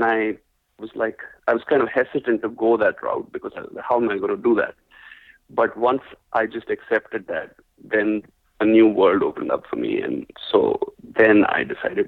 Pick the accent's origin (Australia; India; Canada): India; moved away; I'm originally from India